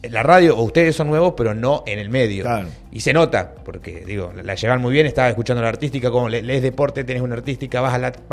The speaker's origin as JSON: {"language": "Spanish", "country": "Argentina", "said": "yo no soy porteño"}